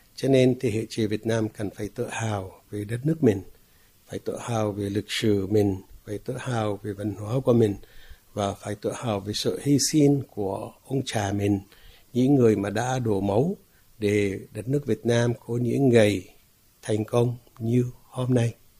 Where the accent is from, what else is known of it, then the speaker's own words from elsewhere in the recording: Palestine; first language Arabic; Vietnamese is a second language; moved away as an adult; now in Vietnam; Tất nhiên tôi là một người Palestine, sinh ra và lớn lên ở Palestine